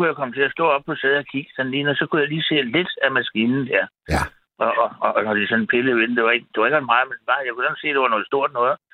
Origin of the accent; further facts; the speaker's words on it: Frederiksberg, Capital Region of Denmark, Denmark; jeg boede på Frederiksberg, der, der, hvor jeg voksede op, og jeg gik på Gottesvarens skole.